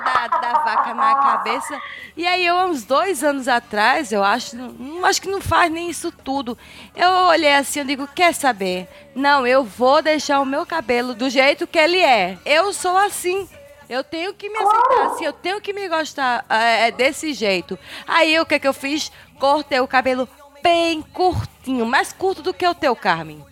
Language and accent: Portuguese; Northeast Brazil, Brazil; eu sou nordestina